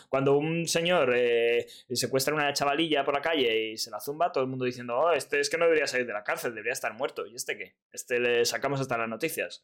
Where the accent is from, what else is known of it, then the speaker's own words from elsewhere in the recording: Madrid, Community of Madrid, Spain; los de Madrid